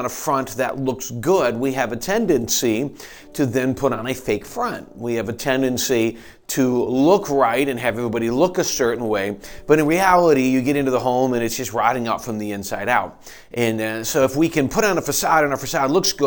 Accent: Michigan, United States; now in Pennsylvania, United States; we're growing up in Michigan

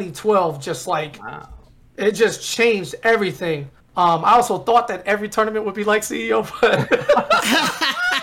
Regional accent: Miami, Florida, United States; I'm down in the Miami area, you know, I'm all the way down south

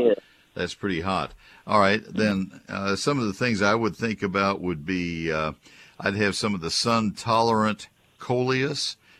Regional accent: College Station, Texas, United States; now in Fort Worth, United States; I grew up with them in College Station

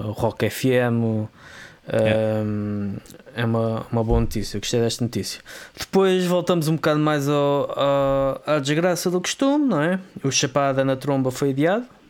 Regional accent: Vila Franca de Xira, Lisbon, Portugal; da zona de onde eu sou oriundo. Um, mais concretamente de Loucos

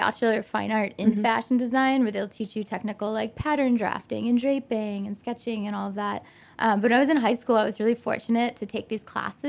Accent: Detroit, Michigan, United States; moved away as an adult; also born or lived in New York; now in Chicago, United States; I'm originally from Detroit suburbs.

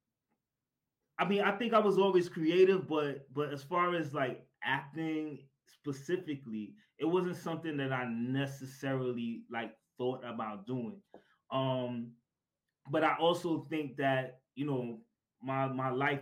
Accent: New York City, New York, United States; I am originally from, or I'm born and raised in Brooklyn, New York, and still residing in Brooklyn, New York

